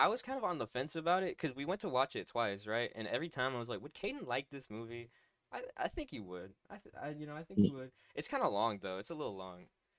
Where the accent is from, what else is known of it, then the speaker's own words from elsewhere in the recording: Texas, United States; we're all from Texas.